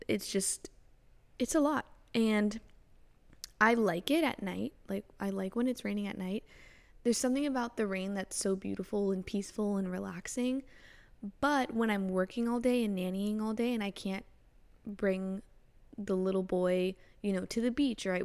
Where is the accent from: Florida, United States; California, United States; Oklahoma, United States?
Florida, United States; also born or lived in Canada; grew up in Florida, so I just had, you know, constant sunshine